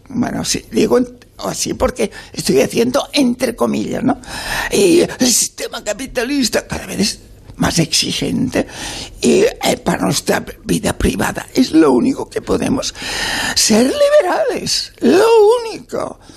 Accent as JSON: {"language": "Spanish", "region": "Catalonia", "country": "Spain", "tie": "born or raised there", "said": "yo vengo y nací en la República Catalana, en el 36"}